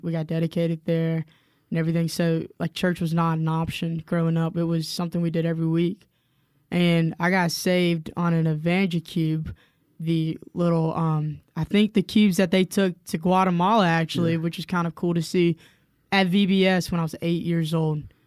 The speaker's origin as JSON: {"language": "English", "town": "Spartanburg", "region": "South Carolina", "country": "United States", "tie": "born or raised there", "moved": "as an adult", "lives_now": "Cullman, United States", "said": "I am actually originally from the upstate of South Carolina in a town called Spartanburg, South Carolina"}